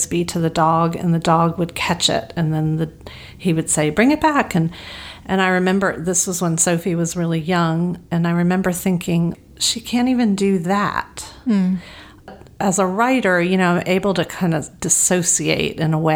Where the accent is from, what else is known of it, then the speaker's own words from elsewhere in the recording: the South, United States; now in Los Angeles, United States; I was raised in the South